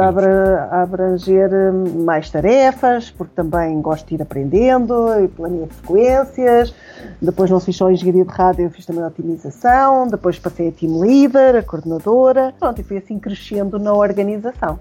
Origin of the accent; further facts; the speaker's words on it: Aveiro, Centro, Portugal; also born or lived in Caparica, Portugal; eu nasci em Aveiro